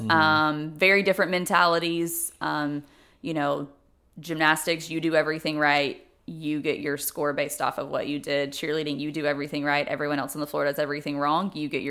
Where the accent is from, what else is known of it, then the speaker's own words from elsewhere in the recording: Germantown, Tennessee, United States; No, I'm from Memphis, Tennessee.